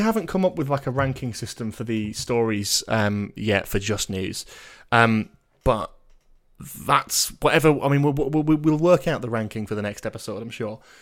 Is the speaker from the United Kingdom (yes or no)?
yes; Newcastle upon Tyne, North East England, United Kingdom; as a Geordie